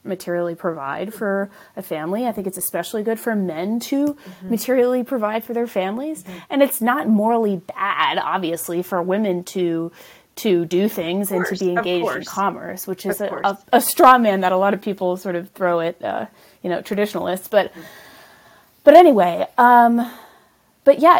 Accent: the South, United States; also born or lived in the North; my parents at some point moved from the north to the south, which is where I grew up really

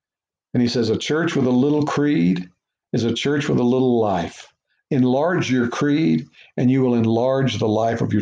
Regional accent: Beaumont, Texas, United States; moved away as an adult; also born or lived in Louisiana; Growing up in Beaumont, Texas

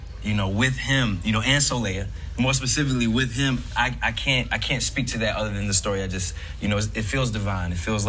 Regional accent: Virginia, United States; moved away as an adult; also born or lived in New York; I'm from Virginia

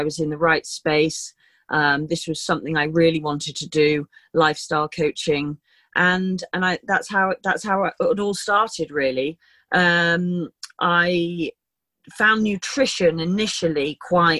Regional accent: London, United Kingdom; moved away as an adult; also born or lived in Somerset; now in Kent, United Kingdom; I was born in London, and I've been in London for quite a long time

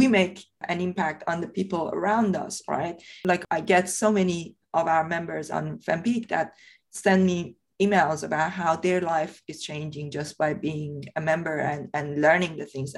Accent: Iran; English is a second language; moved away as an adult; now in United Kingdom; I grew up in Iran. I was born and brought up in Iran. I left Iran when I was 23. I came here to the UK.

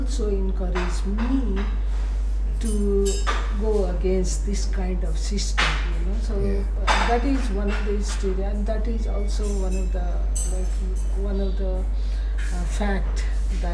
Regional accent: Nepal; I'm not from Kathmandu, you know, I'm from the village

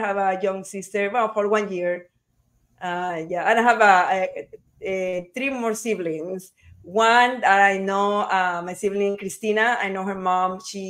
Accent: Salinas, Santa Elena, Ecuador; moved away; also born or lived in Guayaquil, Ecuador / Spain; I was born in Ecuador, in Guayaquil, Ecuador, in the coast. I grew up in front of a beach, beautiful beach town, and a beautiful beach town called Salinas, Ecuador.

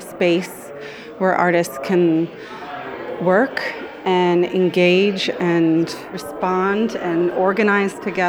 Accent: Miami, Florida, United States; I grew up in Miami, from here, I was born here

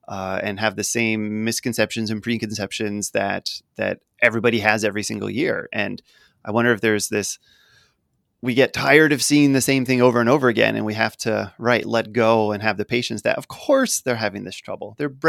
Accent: Philadelphia, Pennsylvania, United States; because I'm unfortunately a Philadelphia Phillies fan growing up in the Philly area.

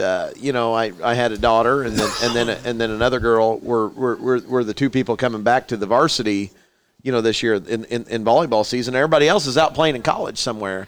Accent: Petersburg, Indiana, United States; being from Petersburg, Indiana

